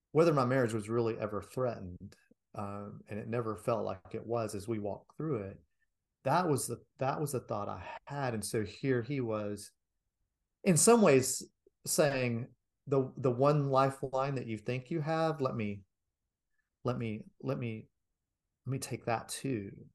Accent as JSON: {"language": "English", "country": "United States", "said": "as an American"}